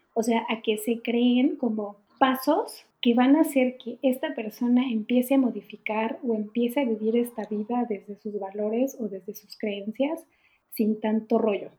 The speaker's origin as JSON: {"language": "Spanish", "country": "Mexico", "moved": "as an adult", "lives_now": "Germany", "said": "soy mexicana, vivo en Alemania desde hace poquito más de tres años"}